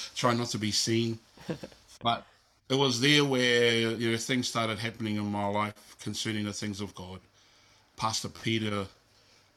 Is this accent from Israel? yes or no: no; Auckland, New Zealand; also born or lived in Philippines; I grew up in a little town called South Auckland